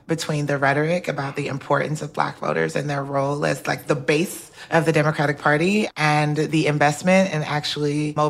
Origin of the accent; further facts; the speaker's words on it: southern Nigeria, Nigeria; now in Atlanta, United States; I tell people I'm a Southerner twice, was born in Southern Nigeria and immigrated to Southwest Atlanta.